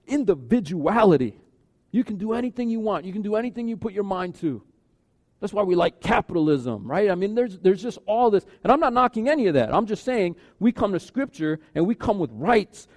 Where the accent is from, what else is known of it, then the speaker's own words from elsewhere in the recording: United States; we grew up in America.